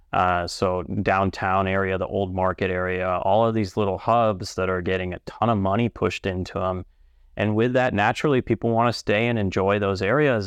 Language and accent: English; San Diego, California, United States; now in Omaha, United States; I'm from San Diego